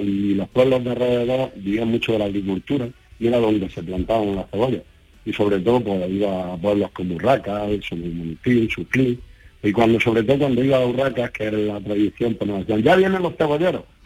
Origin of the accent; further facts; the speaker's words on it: Olula del Río, Andalusia, Spain; nosotros gentilicios que utilizamos cuando somos nacidos y criados en Olula, eh, además de olulenses, somos cebolleros y cebolleras.